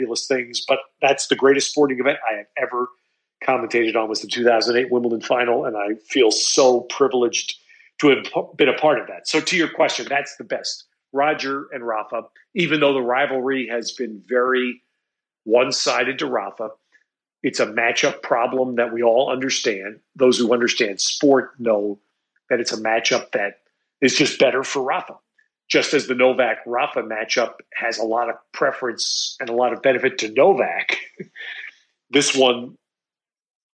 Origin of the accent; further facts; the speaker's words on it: United States; I am an American